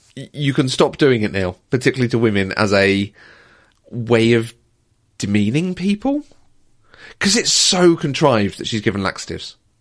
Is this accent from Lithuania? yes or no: no; United Kingdom; I'm also British